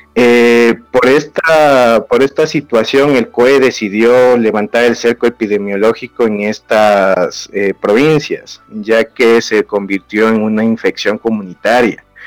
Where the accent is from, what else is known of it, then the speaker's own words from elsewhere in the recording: Ecuador; acá en mi país, en Ecuador